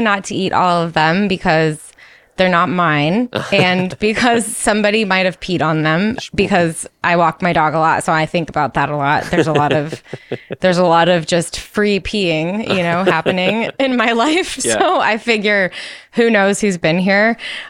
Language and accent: English; New York, United States; When I was young and I was just starting to like babysit a lot in my hometown, I had these two sisters, and we would play outside all the time because we lived in a small town in upstate New York.